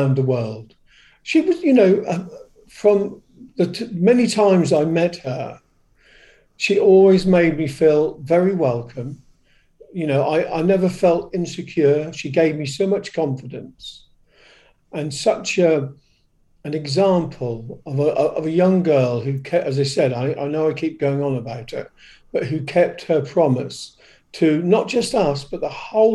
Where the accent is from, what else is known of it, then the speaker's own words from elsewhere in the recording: Great Yarmouth, East of England, United Kingdom; Great Yarmouth, my hometown